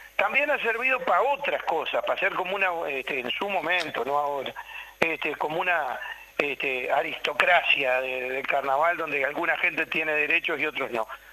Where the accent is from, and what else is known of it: Uruguay